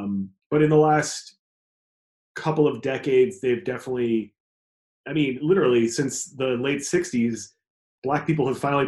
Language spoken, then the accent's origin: English; Chicago North Shore suburbs, Illinois, United States; now in Brooklyn, United States; I grew up in Chicago, even though I lived all of down the North Shore